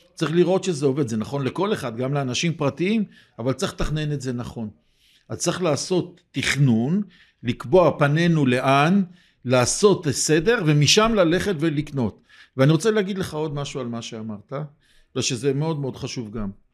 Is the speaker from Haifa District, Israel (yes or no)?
no; Jerusalem, Jerusalem District, Israel; אני ירושלמי, בניתי בירושלים